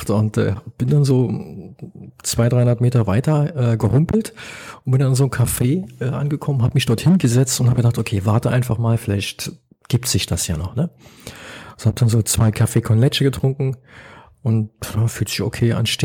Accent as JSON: {"language": "German", "region": "Berlin", "country": "Germany", "tie": "born or raised there", "also_born_or_lived": "London, United Kingdom / Oslo, Norway / Lima, Peru", "said": "Ich bin ja, ja geborener Berliner. Ich ich fast nur in der Stadt gelebt. Ich habe in London, in Oslo, in Lima, in Berlin gelebt und jetzt lebe ich ja hier."}